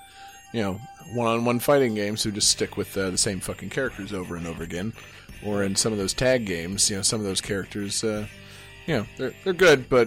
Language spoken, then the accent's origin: English; United States; I'm American